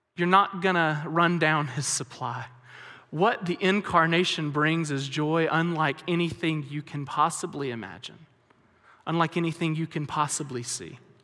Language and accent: English; Alabama, United States; moved away as an adult; now in West Texas, United States; I grew up in Alabama, which is very, very different than West Texas